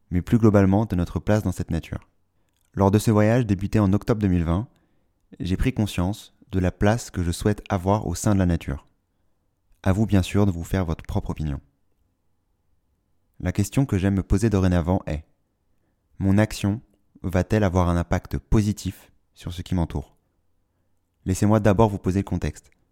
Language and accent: French; Paris, Île-de-France, France; born there; Je suis né à Paris et la nature a été, pendant la majorité de ma jeunesse, la dernière de mes préoccupations.